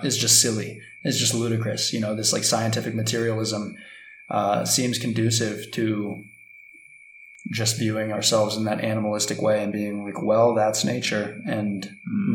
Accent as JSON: {"language": "English", "country": "United States", "tie": "born or raised there", "moved": "as an adult", "lives_now": "Ecuador", "said": "growing up in U.S. culture"}